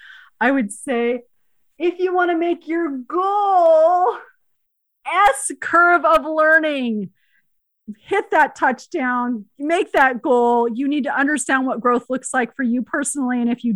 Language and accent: English; Spain; born there; Because remember, I was born in Spain, even though it's different continents.